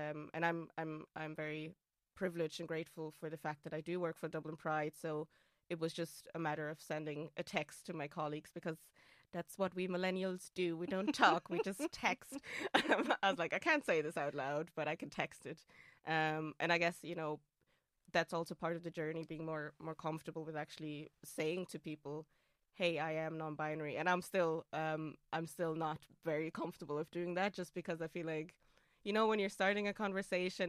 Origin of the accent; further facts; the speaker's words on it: Austria; English is a second language; moved away; also born or lived in Hamburg, Germany; So I am Austrian. English is not my first language.